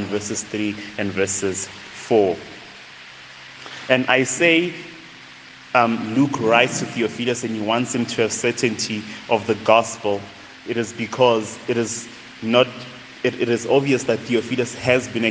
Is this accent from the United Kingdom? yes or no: no; Tembisa, Gauteng, South Africa; born and raised in a township called Tembisa, just right after Midrand. So that's where I'm from